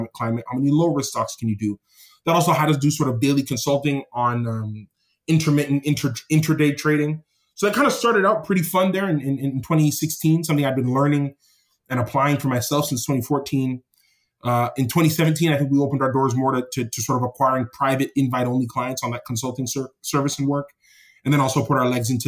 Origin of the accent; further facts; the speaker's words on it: Toronto, Ontario, Canada; I'm born and raised in Toronto, Canada, from Jamaican parents who were Jamaican immigrants.